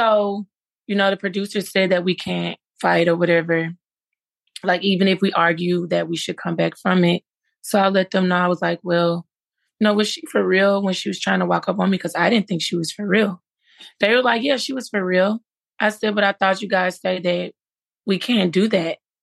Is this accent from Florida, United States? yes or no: no; Memphis, Tennessee, United States; I'm from Memphis, Tennessee